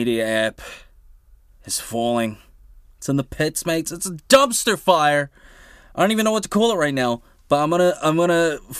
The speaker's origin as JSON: {"language": "English", "country": "New Zealand", "said": "as a New Zealander"}